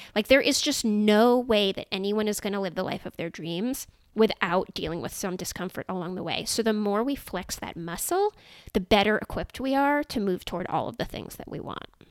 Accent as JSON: {"language": "English", "area": "Silicon Valley", "region": "California", "country": "United States", "tie": "born or raised there", "said": "I grew up in Silicon Valley"}